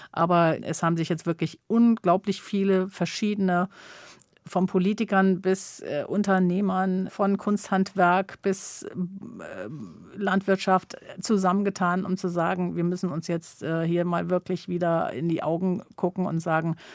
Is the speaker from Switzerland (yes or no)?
no; Sylt, Schleswig-Holstein, Germany; Ich habe wirklich und ich bin auf der Insel geboren. Ich bin die letzten 57 Jahre permanent dort gewesen.